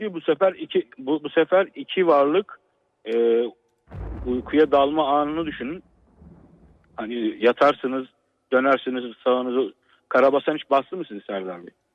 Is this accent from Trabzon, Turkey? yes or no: yes; Trabzon, Turkey; aslen Trabzonluyum.